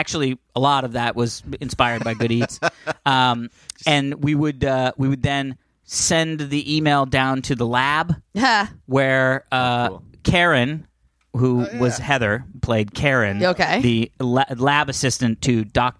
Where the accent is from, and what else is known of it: Canada